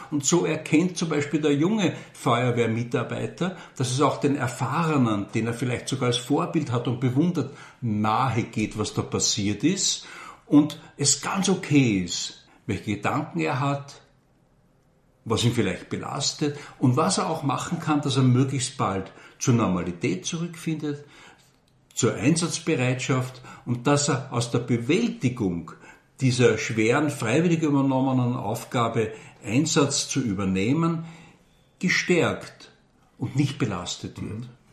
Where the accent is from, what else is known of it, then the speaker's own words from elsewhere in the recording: Vienna, Austria; moved away as an adult; now in Burgenland, Austria; ich bin geborener Wiener